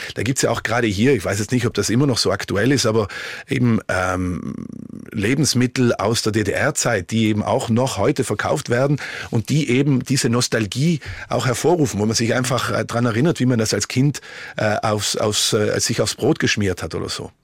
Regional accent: Merano, Trentino-Alto Adige, Italy; moved away as an adult; also born or lived in Switzerland / Vienna, Austria / Dresden, Germany; now in Canada; ich bin ja in Meran groß geworden

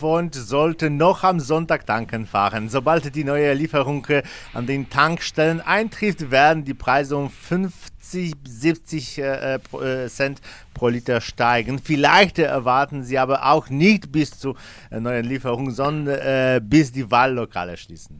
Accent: Poland; In unserem Land

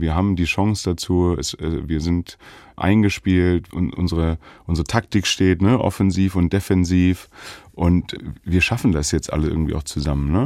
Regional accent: Göttingen, Lower Saxony, Germany; moved away; also born or lived in Jena / Leipzig; ich bin ja in Göttingen geboren und ähm, Göttingen ist eine Basketballstadt, Universitätsstadt. Da ist Fußball gar nicht groß

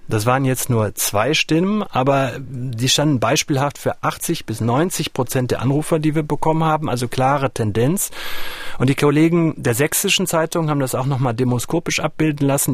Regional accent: North Rhine-Westphalia, Germany; der Schulerfahrung, die ich in Nordrhein-Westfalen gemacht habe

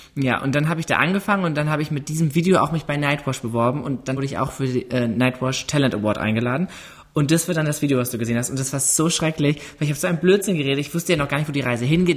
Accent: Ruhr area, North Rhine-Westphalia, Germany; ich komme aus dem Ruhrgebiet

